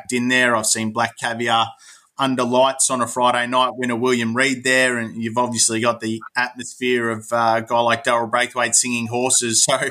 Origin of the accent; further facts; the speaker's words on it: Greenvale, Victoria, Australia; I grew up in Greenvale, which is about 15, 20 minutes from Moonee Valley